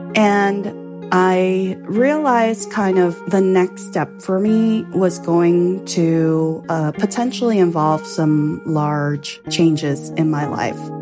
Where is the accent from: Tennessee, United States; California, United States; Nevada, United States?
California, United States; Los Angeles; now in Longmeadow, Massachusetts, United States; I grew up in Los Angeles, going to the beach